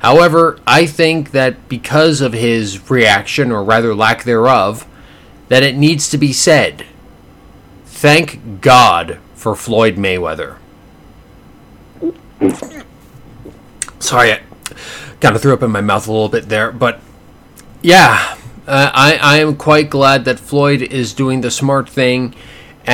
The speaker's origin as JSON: {"language": "English", "country": "Canada", "said": "as a Canadian citizen"}